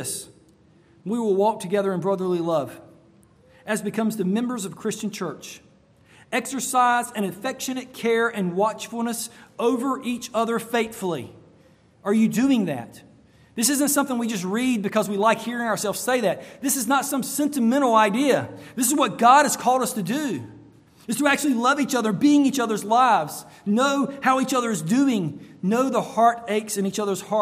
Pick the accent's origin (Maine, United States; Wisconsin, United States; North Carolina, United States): North Carolina, United States; now in Florida, United States; I grew up in North Carolina, and there were cold nights in North Carolina.